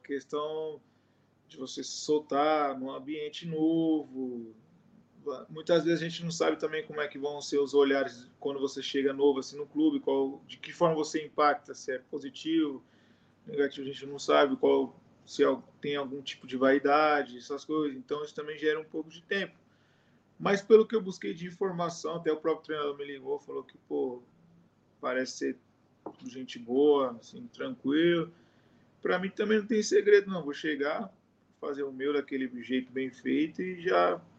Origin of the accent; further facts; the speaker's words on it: Brazil; moved away as an adult; now in Indonesia; a gente é brasileiro